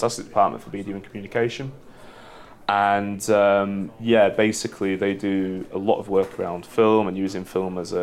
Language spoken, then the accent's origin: English; United Kingdom; as a Brit